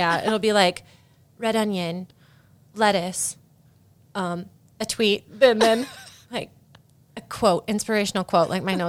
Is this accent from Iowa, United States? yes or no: yes; Keswick, Iowa, United States; in my hometown. Or not necessarily Keswick.